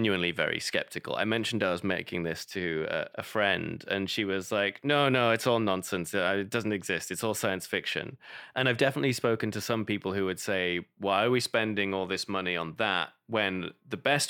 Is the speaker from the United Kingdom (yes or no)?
yes; United Kingdom; as a Brit